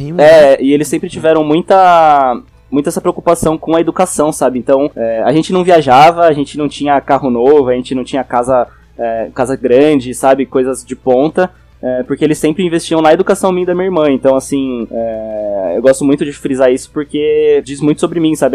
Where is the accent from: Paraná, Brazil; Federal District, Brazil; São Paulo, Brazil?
São Paulo, Brazil; Araraquara; accent: interior paulista R, mixed with paulistano; moved away as an adult; also born or lived in Jundiaí / Itapetininga; now in São Paulo, Brazil; eu tenho o R de Piracicaba e de Araraquara, que é esse R do, do interiorzão